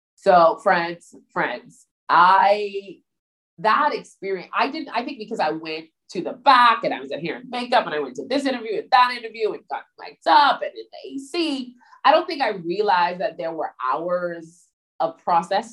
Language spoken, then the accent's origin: English; Bahamas; I was from the Bahamas